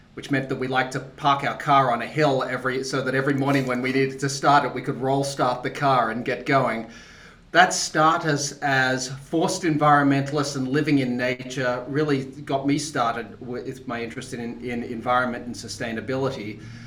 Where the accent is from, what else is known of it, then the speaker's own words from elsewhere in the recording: Tasmania, Australia; I'm from Australia originally. I grew up in the bush in Tasmania